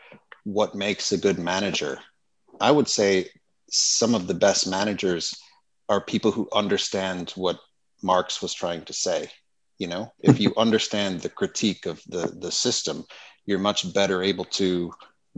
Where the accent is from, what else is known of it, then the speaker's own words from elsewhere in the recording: United States; moved away; the American university system, which is where I originally come from.